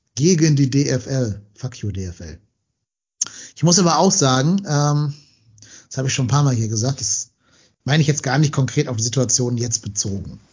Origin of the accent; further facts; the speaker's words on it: Cologne, North Rhine-Westphalia, Germany; als Kölner